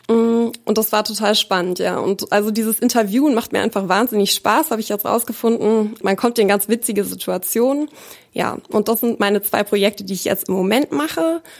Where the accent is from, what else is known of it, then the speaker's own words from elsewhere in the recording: Bavaria, Germany; also born or lived in Munich; now in Hanover, Germany; Ich bin in München geboren und in Bayern aufgewachsen, in einem ganz kleinen Ort, da am Chiemsee.